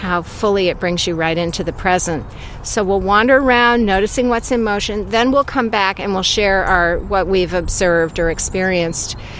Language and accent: English; Vermont, United States; as a little child growing up in Vermont